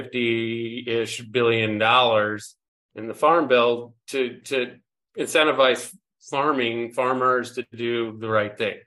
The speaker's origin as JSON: {"language": "English", "area": "Lake Michigan", "region": "Great Lakes", "country": "United States", "tie": "born or raised there", "said": "I grew up on Lake Michigan."}